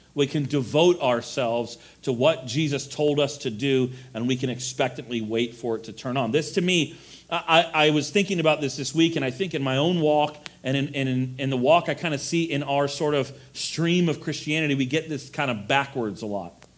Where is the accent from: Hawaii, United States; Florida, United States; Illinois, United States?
Florida, United States; moved away; I'm from Florida